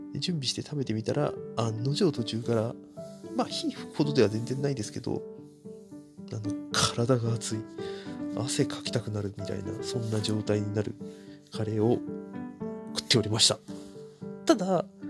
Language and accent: Japanese; Narashino, Chiba, Japan; うちの地元のあの JR の津田沼駅からちょっと歩いたところにある